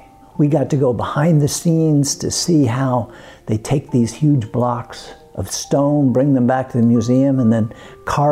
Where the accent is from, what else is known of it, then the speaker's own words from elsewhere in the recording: New Jersey, United States; also born or lived in Brooklyn, New York / Woodside, Queens, New York; moved over to New Jersey when I was 8